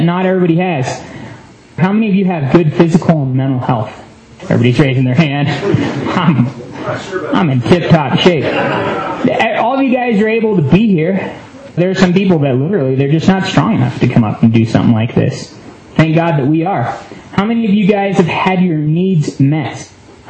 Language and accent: English; United States; being American